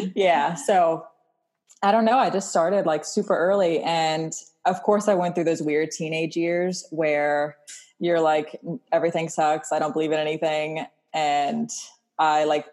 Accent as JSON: {"language": "English", "town": "Wilmington", "region": "North Carolina", "country": "United States", "tie": "born or raised there", "also_born_or_lived": "Los Angeles / Maui", "moved": "as an adult", "said": "Born and raised in Wilmington, North Carolina."}